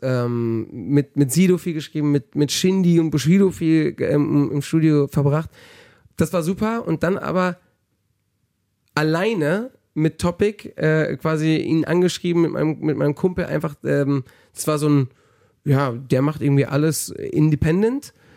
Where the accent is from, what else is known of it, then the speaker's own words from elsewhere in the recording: Palma, Balearic Islands, Spain; now in Germany; ich bin im Urlaubsort aufgewachsen